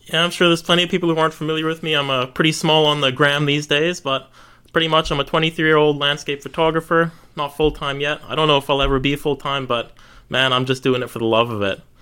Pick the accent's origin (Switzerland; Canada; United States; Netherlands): Canada; moved away; I'm originally Canadian, so I was on a holiday back to Canada to see family